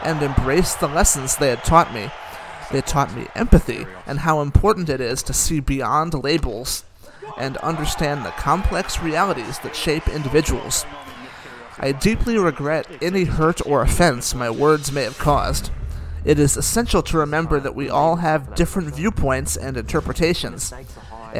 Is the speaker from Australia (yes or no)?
no; Greece; as a white Caucasian kid growing up in Greece